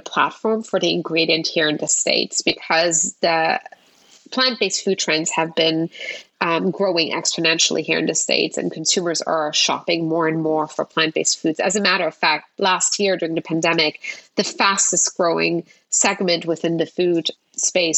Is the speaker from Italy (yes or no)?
no; Luxembourg; moved away; I grew up in Europe